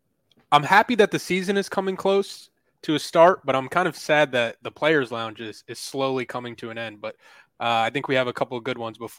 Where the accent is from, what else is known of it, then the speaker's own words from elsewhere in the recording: Rockland County, New York, United States; I grew up in Rockland County, New York.